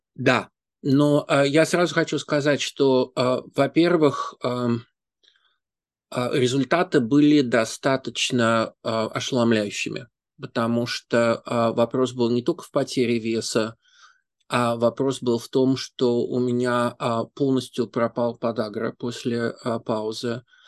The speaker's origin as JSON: {"language": "Russian", "region": "Saint Petersburg", "country": "Russia", "moved": "as an adult", "lives_now": "New York, United States", "said": "Я из Петербурга"}